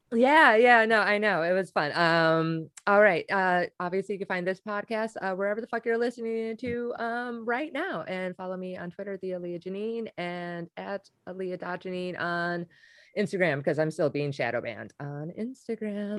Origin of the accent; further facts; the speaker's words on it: Wisconsin, United States; I'm from Wisconsin